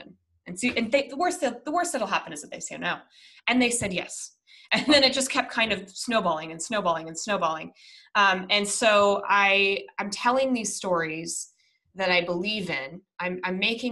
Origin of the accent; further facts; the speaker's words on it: Minnesota, United States; moved away; I was born in the Midwest. I was born in Minnesota